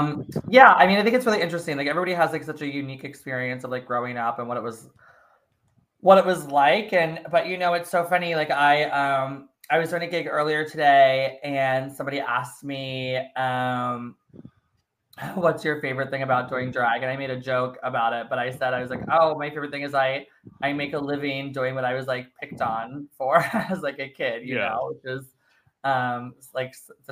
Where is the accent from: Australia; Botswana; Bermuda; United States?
United States; Maryland; now in New York, United States; I moved right after high school, but I'm originally from Maryland.